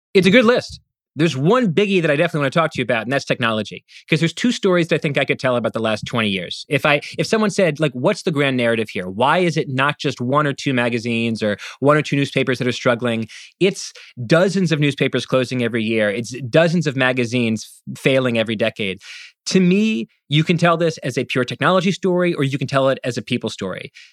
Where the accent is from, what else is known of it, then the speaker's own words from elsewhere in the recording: Washington, District of Columbia, United States; I grew up in Washington, D C